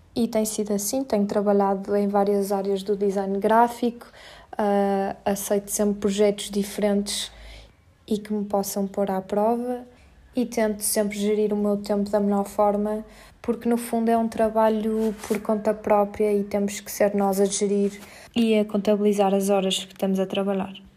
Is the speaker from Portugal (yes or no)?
yes; Porto, Norte, Portugal; moved away as an adult; now in Lisbon, Portugal; sou do Porto, vivo em Lisboa há 3 anos